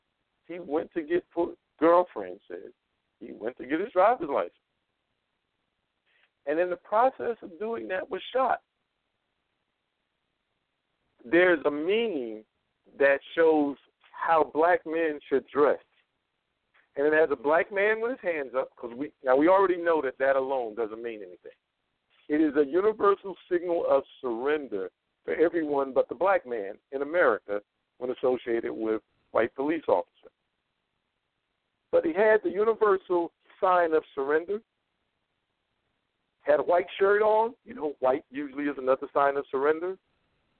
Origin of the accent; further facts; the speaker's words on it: New York, United States; I'm a New Yorker